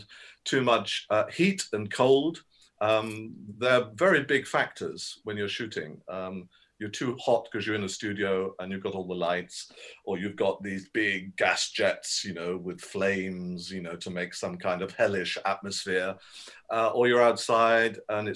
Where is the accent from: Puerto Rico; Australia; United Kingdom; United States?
United Kingdom; I'm a British voice, language, dialect, dialogue coach.